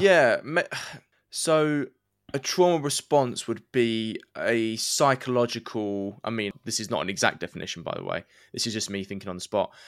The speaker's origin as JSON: {"language": "English", "region": "England", "country": "United Kingdom", "said": "the saying we would use in England"}